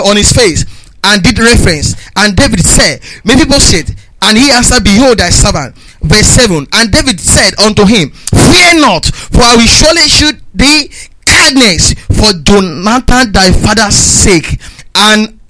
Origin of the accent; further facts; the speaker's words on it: Nigeria; now in United Kingdom; I'm a Nigerian citizen in UK.